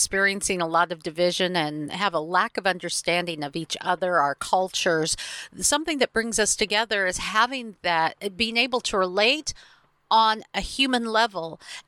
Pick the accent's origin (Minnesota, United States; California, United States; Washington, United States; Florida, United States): Washington, United States; Seattle; my hometown here in Seattle